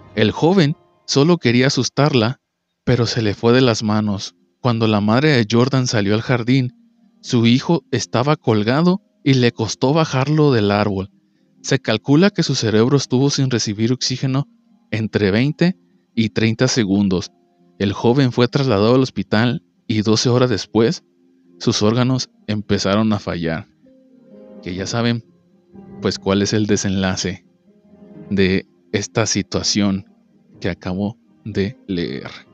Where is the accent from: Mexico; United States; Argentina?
Mexico; todos los que somos de México